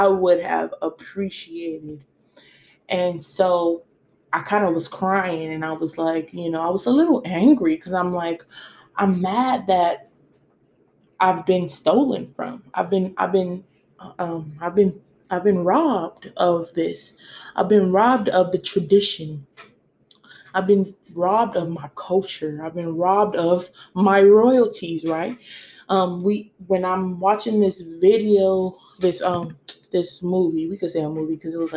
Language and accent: English; United States; I was born in American and I've been in America for a couple of generations